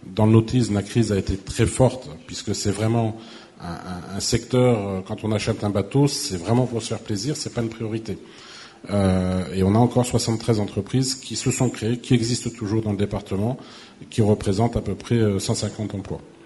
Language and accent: French; Brittany, France; now in Occitanie, France; je suis breton d'origine